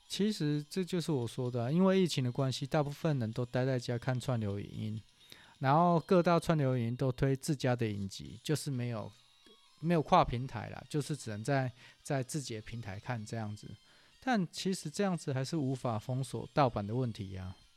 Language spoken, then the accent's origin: Chinese; Taiwan; 我们台湾人